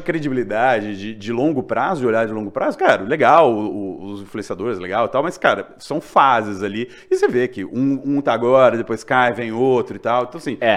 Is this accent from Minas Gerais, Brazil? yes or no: yes; Juiz de Fora, Minas Gerais, Brazil; now in São Paulo, Brazil; eu sou de Minas também, sou de Juiz de Fora. E é, quando eu era mais novo, meu pai, comprar, meu pai comprava o, a Tribuna de Minas